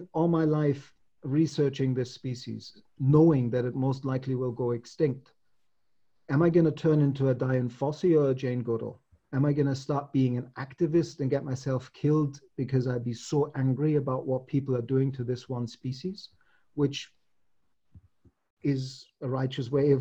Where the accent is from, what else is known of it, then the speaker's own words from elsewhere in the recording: Munich, Bavaria, Germany; I'm from Germany or I'm from Munich